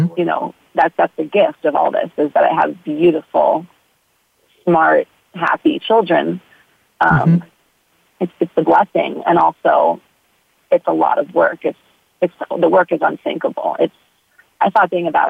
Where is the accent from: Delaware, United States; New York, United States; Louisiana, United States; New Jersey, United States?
New York, United States; New York City; moved away as an adult; also born or lived in Texas / California; now in Hawaii, United States; I grew up in New York City